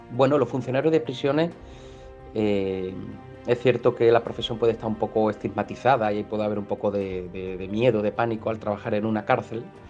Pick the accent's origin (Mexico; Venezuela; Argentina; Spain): Spain; Málaga, Andalusia; soy de Málaga, del sur del mundo en primavera, aquí en, del barrio, del Palo